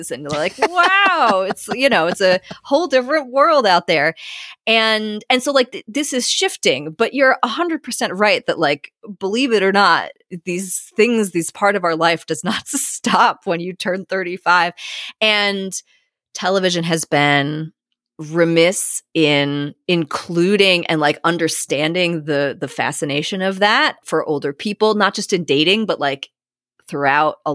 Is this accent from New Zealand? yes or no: no; Australia; now in Folkestone, United Kingdom; I'm an Aussie. I enjoyed a successful career as a dentist in Australia.